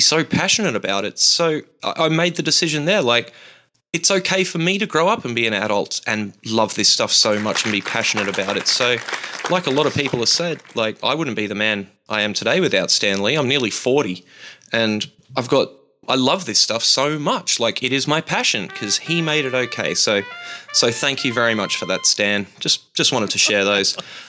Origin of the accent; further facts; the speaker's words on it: Brisbane, Queensland, Australia; my hometown of Brisbane